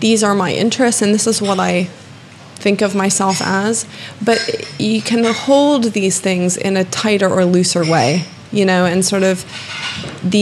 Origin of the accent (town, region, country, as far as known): United States; moved away